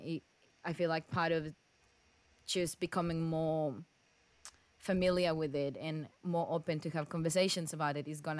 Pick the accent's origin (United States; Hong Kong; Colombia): Colombia; now in Australia; I'm from Colombia and I love dancing. Salsa is in my blood.